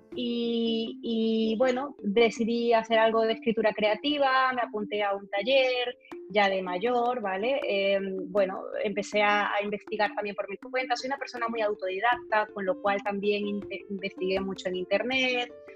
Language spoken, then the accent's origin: Spanish; Valencia, Carabobo, Venezuela; moved away as an adult; also born or lived in Maracay, Venezuela; now in Barcelona, Spain; a pesar de que nací en Maracay, digamos que mis años de crecimiento de adolescente fue en Valencia